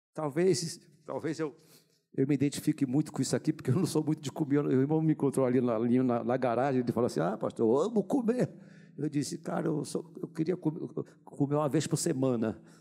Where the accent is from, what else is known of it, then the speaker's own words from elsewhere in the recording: Duque de Caxias, Rio de Janeiro, Brazil; nascido e criado no Duque de Caxias.